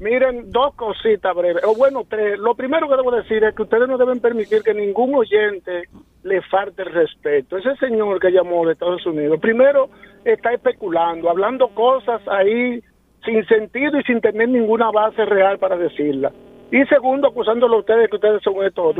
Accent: Sabana Yegua, Azua, Dominican Republic; yo soy de un municipio de Asa, se llama Sabana Yegua

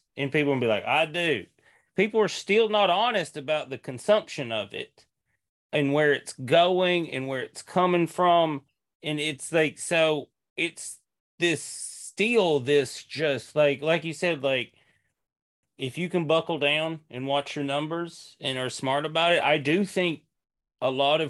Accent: Canada; And yeah, I'm a Canadian. Like, I'm not doing this, you know, this isn't my lifestyle.

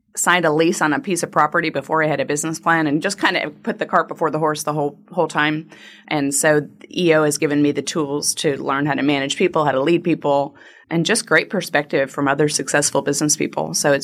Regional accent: Massachusetts, United States; also born or lived in Hartford, Connecticut; I am a Yankee. Don't hold it against me. But I was born in Hartford, Connecticut, raised in Massachusetts, went to college in upstate New York.

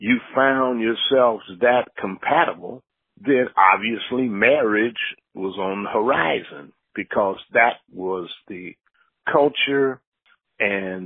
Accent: Dayton Street, Ohio, United States; I grew up on Dayton Street

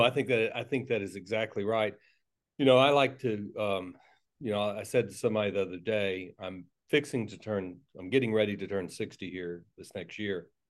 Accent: Tallahassee, Florida, United States; accent: South Georgia; I was raised, I was born and raised in, uh, North Florida, Tallahassee.

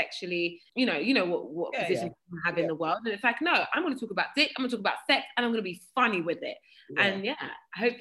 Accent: Croydon, London, United Kingdom; I'm from Croydon. I'm from Fortinneath, Croydon.

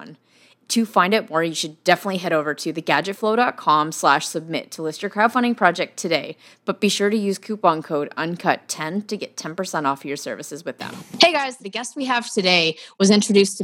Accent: Ottawa, Ontario, Canada; now in Toronto, Canada; I'm from Ottawa, which is our nation's capital

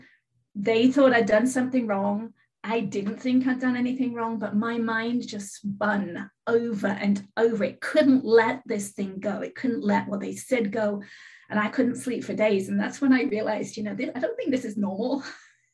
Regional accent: England, United Kingdom; now in California, United States; I live in California. I'm originally from England. I've lived in California 33 years.

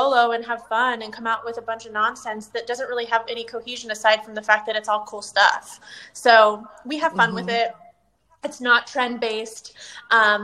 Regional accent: right outside of San Francisco, Northern California, United States; moved away as an adult; also born or lived in Los Angeles, California; now in Tampa, United States; I was born and raised in Northern California, right outside of San Francisco, and moved to LA for college and stayed there for 14 years

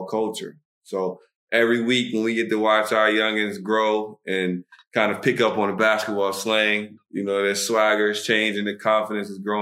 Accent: Alexandria, Virginia, United States; moved away as an adult; now in Dubai, United Arab Emirates; I'm from Alexandria, Virginia

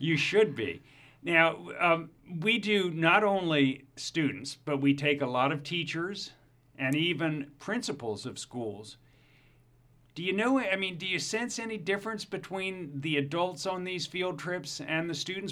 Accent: Baltimore, Maryland, United States; the famous Baltimore Polytechnic Institute from my hometown in Baltimore

